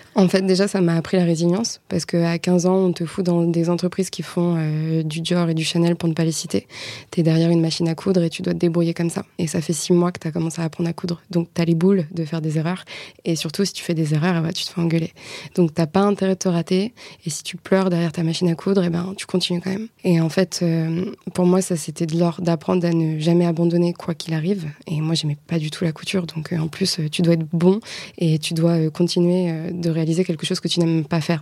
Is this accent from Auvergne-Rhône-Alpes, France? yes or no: no; Le Ménil-Vigot, Normandy, France; moved away as an adult; now in Rennes, France; j'ai longtemps vécu en Normandie, d'où je suis originaire. Donc je viens d'un tout petit village qui s'appelle Le Ménilvigo.